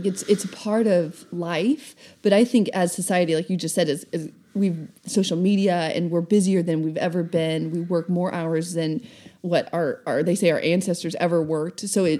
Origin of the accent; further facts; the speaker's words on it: the South, United States; I'm from the South. I'm personally offended.